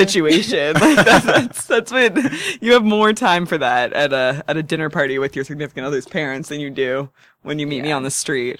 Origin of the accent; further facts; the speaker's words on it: San Francisco, California, United States; I grew up in San Francisco.